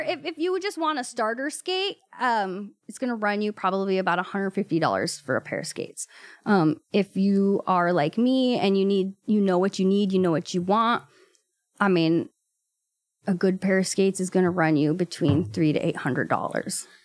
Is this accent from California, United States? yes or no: yes; Watsonville, California, United States; also born or lived in Gilroy / Salinas; I grew up in Watsonville, actually, and then my family moved to Gilroy when I was about seventeen